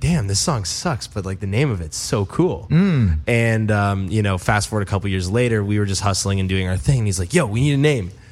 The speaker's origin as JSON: {"language": "English", "town": "Mississauga", "region": "Ontario", "country": "Canada", "tie": "born or raised there", "also_born_or_lived": "Toronto", "moved": "as an adult", "lives_now": "Los Angeles, United States"}